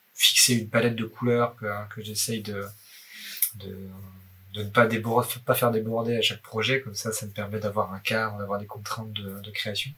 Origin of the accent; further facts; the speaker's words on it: Haut-Doubs, Bourgogne-Franche-Comté, France; now in Paris, France; je viens du Haut-Doubs, dans france comté